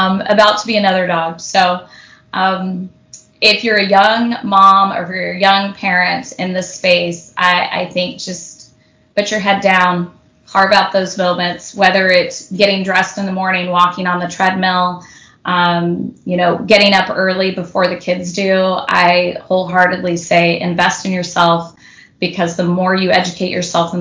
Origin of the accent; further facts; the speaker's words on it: Houston, Texas, United States; now in Southern California, United States; I live in Southern California, but I was born and raised in Houston, Texas, so I really had no family here